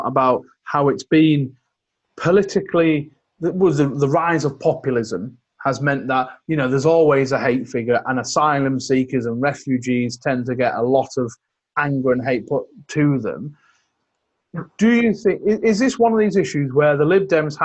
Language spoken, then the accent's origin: English; West Cumbria, North West England, United Kingdom; I grew up in West Cumbria